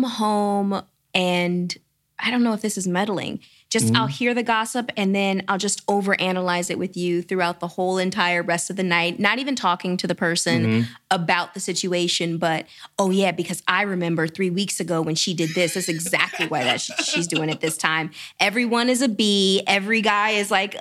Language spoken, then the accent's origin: English; Atlanta, Georgia, United States; accent: Southern; moved away; I'm from Atlanta.